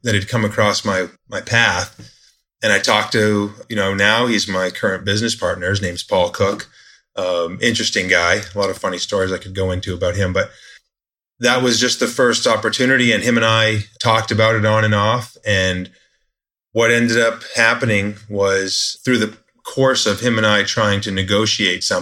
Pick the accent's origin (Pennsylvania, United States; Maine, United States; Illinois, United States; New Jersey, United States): Maine, United States; moved away; also born or lived in South Florida; where I was born in Maine, but I hadn't been there since 2000.